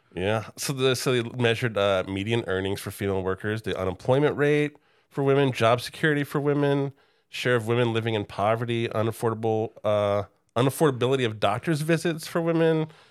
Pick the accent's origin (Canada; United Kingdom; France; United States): United States; Oklahoma City, Oklahoma; I grew up in Oklahoma City